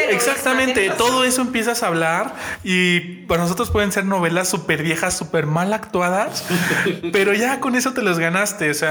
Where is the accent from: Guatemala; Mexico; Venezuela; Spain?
Mexico; Oye, soy mexicano